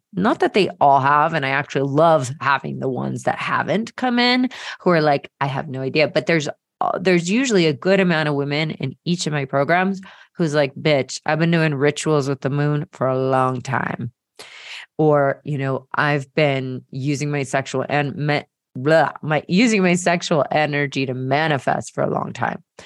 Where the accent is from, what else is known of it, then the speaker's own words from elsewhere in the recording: Marietta, Georgia, United States; growing up in Marietta, Georgia, and going to the Presbyterian Church